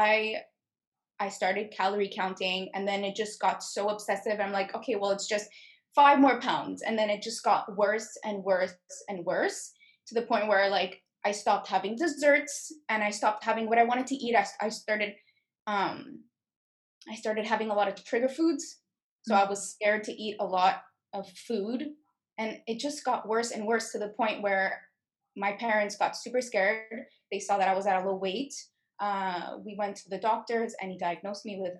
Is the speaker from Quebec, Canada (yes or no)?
yes; Montreal, Quebec, Canada; I'm 21 years old, born and raised in Montreal